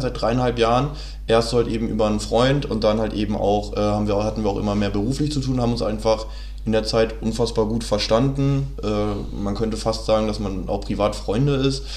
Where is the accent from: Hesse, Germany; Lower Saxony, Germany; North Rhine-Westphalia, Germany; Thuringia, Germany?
Lower Saxony, Germany; Hanover; moved away as an adult; now in Berlin, Germany; ich komme aus äh, Hannover, wohne jetzt aber schon seit fast